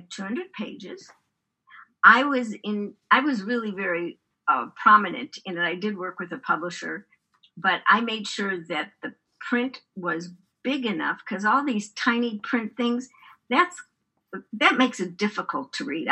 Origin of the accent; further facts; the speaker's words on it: Chicago, Illinois, United States; now in San Francisco, United States; I grew up in Chicago.